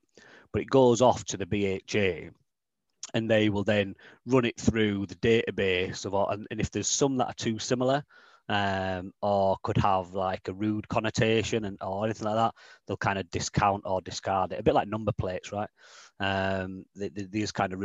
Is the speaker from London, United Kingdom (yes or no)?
no; Leeds, Yorkshire and the Humber, United Kingdom; moved away as an adult; now in Newcastle, United Kingdom; I grew up near Wetherby, in Leeds